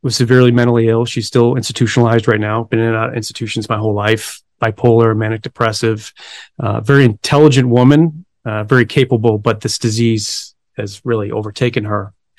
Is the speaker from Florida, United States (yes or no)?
no; Buffalo, New York, United States; now in Phoenix, United States; I grew up in Buffalo, New York.